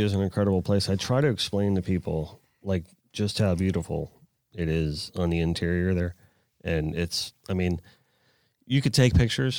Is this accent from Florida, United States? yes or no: yes; Florida, United States; I actually grew up out west here, and when I was a kid, this was completely undeveloped.